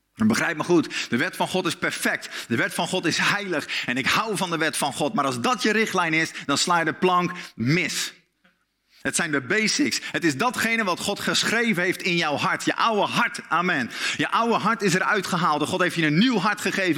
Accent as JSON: {"language": "Dutch", "country": "Netherlands", "said": "als Nederlanders"}